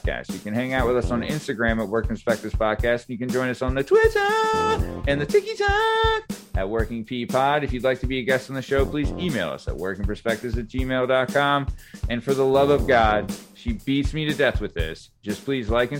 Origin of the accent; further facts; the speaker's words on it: North Wales, Pennsylvania, United States; North Wales and Lansdale are both blue collar areas